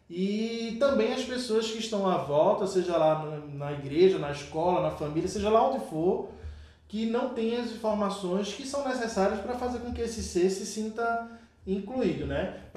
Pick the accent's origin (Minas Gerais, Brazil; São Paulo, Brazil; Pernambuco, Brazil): Pernambuco, Brazil; Olinda; moved away as an adult; now in Toritama, Brazil; Eu sou de Olinda e vim para Toritama, que é um interior de Pernambuco, é um polo de produção de confecção.